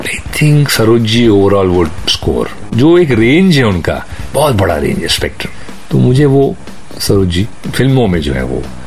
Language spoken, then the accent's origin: Hindi; Mumbai, Maharashtra, India; मैं पैदा हुआ था एक जगह में कॉल्ड बैंड्रा